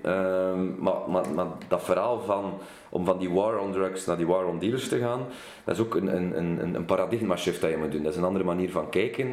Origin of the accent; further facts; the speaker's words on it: Kortrijk, Flanders, Belgium; Ik kom uit Kortrijk. Ik ben een West-Vlaams parlementslid